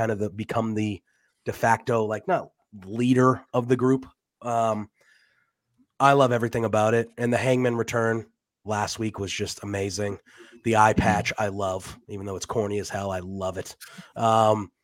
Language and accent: English; Massachusetts, United States; I am from Massachusetts.